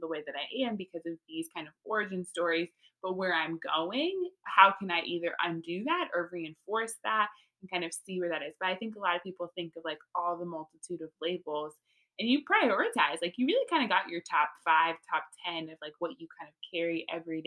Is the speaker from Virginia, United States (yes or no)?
no; Texas, United States; also born or lived in California; now in North Carolina, United States; born and raised in Texas